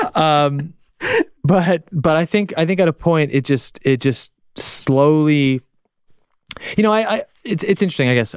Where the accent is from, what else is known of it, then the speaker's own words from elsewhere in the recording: Canada; accent: Canadian; I'm Canadian